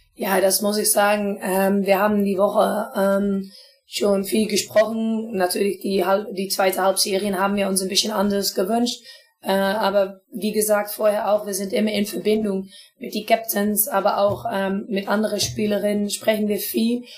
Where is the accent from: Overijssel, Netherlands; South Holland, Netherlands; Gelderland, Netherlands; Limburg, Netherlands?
Overijssel, Netherlands; Twente area; German is a second language; ich komme aus die Strecke